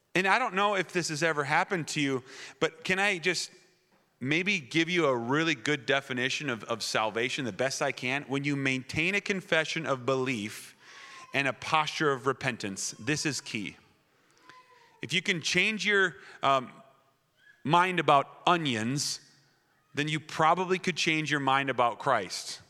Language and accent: English; Wisconsin, United States; moved away; I was raised in Wisconsin, that foreign country that Pastor Mark talks about